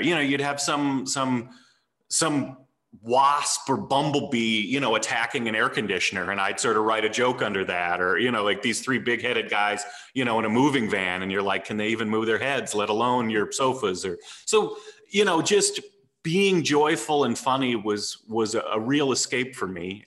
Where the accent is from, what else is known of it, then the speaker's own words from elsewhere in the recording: St. Louis, Missouri, United States; also born or lived in Texas / Nashville, Tennessee; when I was eight, we moved to St. Louis